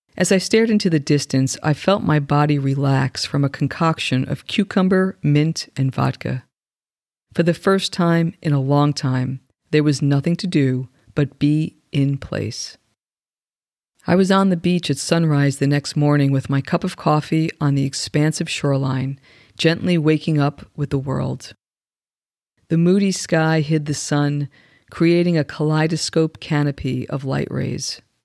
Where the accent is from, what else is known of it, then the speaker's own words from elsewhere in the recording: New York, United States; I grew up right outside of New York City